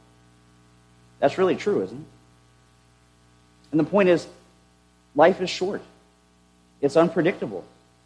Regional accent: United States; as Christians having been born and raised in the United States

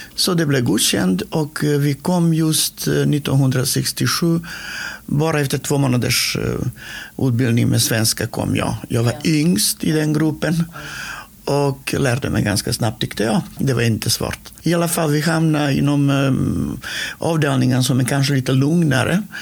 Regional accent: North Macedonia; Swedish is a second language; moved away as an adult; now in Sweden; jag är född i Makedonien. Och det heter norra Makedonien nu

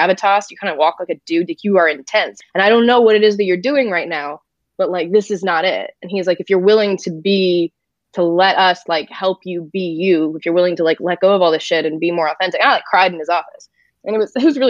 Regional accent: France; moved away; I'm from France

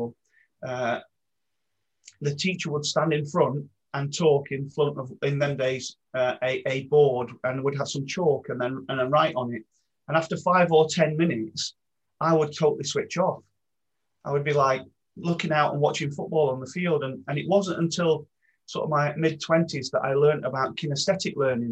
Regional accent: Maltby, Yorkshire and the Humber, United Kingdom; I grew up in Maltby in South Yorkshire

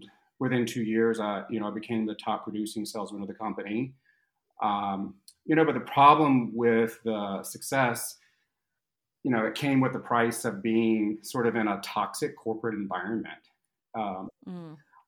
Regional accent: North Carolina, United States; now in Miami Beach, United States; I grew up in North Carolina

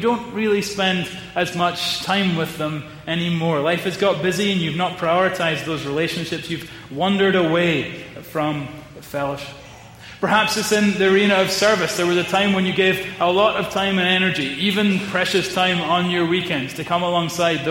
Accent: Edinburgh, Scotland, United Kingdom; my hometown of Edinburgh

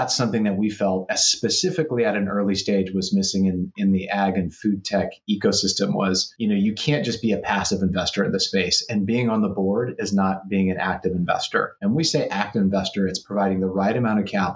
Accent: Salinas, California, United States; I'm born and raised in Salinas, California, which is also known as the salad bowl of the world

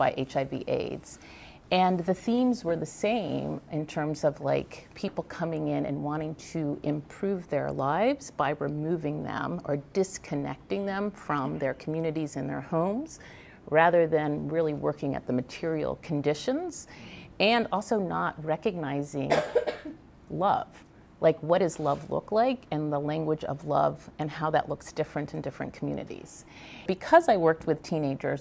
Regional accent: Virginia, United States; I grew up in Virginia.

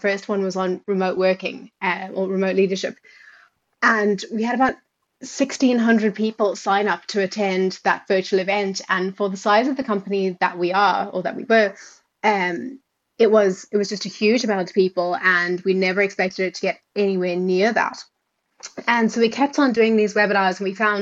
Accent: South Africa; accent: South African; moved away as an adult; also born or lived in United Kingdom; now in Ireland; you might be able to hear from the accent that I am South African. So started off living my whole life in South Africa and been in Ireland about 5 years now, with a couple of years in the UK before that.

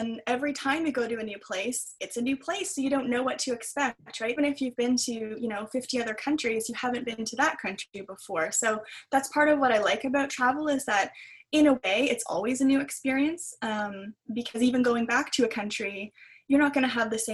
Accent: Ontario, Canada; I'm from Ontario

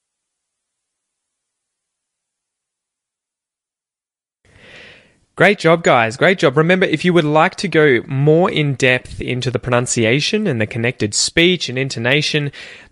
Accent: Australia; accent: Aussie; my accent

